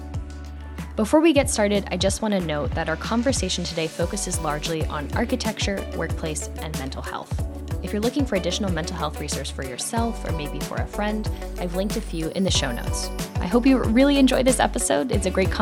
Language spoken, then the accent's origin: English; Pennsylvania, United States; I'm from Pennsylvania